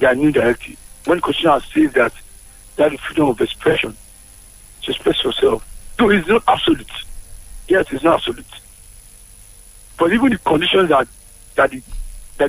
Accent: Nigeria; I can be tweeting from Nigeria, and you know I'm from Nigeria

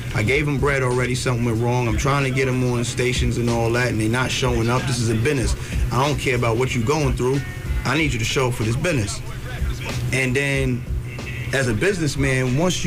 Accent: New York, United States; I'm from New York

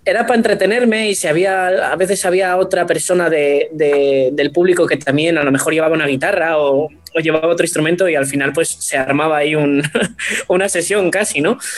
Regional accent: Asturias, Spain; empecé a tocar la gaita asturiana, porque bueno, mi, yo soy de Asturias, como mucha gente que me conozca sabe.

